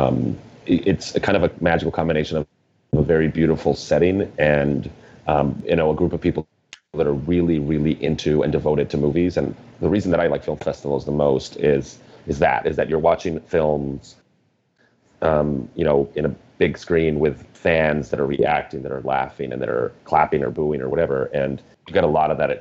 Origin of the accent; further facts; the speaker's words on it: Mexico; I grew up in Mexico